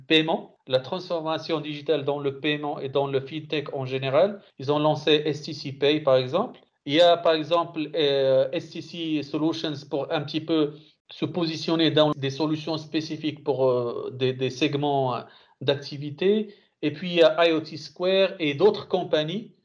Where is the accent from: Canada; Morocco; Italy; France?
Morocco; now in Saudi Arabia; en tant que Marocain